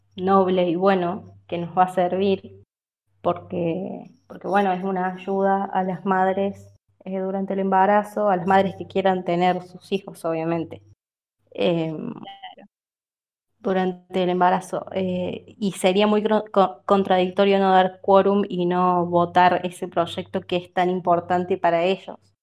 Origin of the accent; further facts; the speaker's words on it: Córdoba, Argentina; yo soy de Córdoba